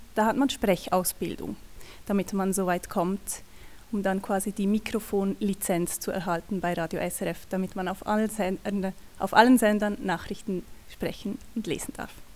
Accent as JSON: {"language": "German", "region": "Valais", "country": "Switzerland", "tie": "born or raised there", "moved": "as an adult", "lives_now": "Bern, Switzerland", "said": "Ich komme aus dem Wallis ursprünglich, bin da aufgewachsen"}